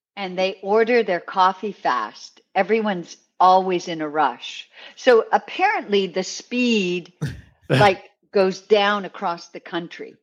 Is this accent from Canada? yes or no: yes; Canada; now in New York City, United States; I am Canadian, but I live in New York City